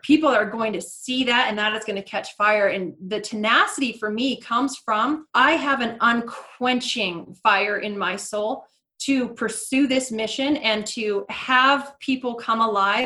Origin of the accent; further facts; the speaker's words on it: Seattle, Washington, United States; moved away as an adult; now in Coeur d'Alene, United States; I had been born and raised in Seattle, Washington, north of Seattle